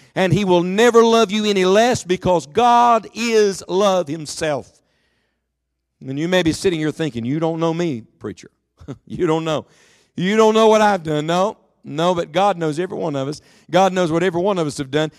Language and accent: English; Beckley, West Virginia, United States; I was from West Virginia, from Beckley